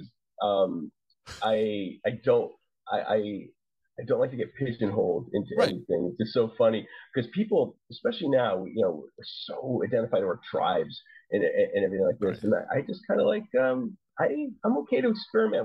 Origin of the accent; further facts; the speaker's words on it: New Hampshire, United States; now in Washington, United States; When I was growing up in New Hampshire